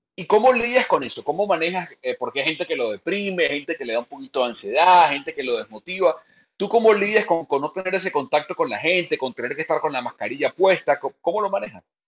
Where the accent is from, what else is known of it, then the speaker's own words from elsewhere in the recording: Venezuela; also born or lived in Valencia, Venezuela; Tú y yo somos venezolanos